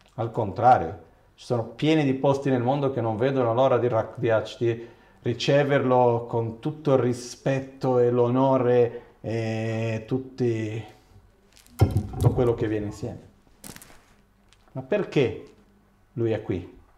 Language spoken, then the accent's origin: Italian; Brazil; sono occidentale, sono brasiliano